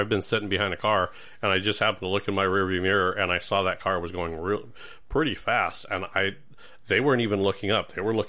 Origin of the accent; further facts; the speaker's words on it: California, United States; I came from California.